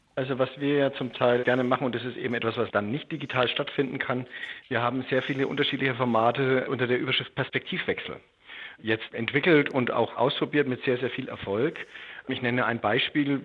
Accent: western Germany, Germany; also born or lived in Bad Alexandersbad; Jetzt bin ich in der Bundesrepublik aufgewachsen im Westen

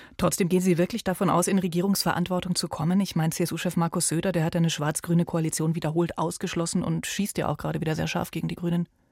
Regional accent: Bavaria, Germany; bei uns in Bayern

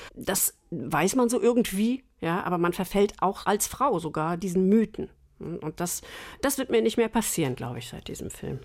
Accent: Northern Germany, Germany; moved away as an adult; also born or lived in Munich; die Anfangszeit so als Norddeutsche war nicht einfach

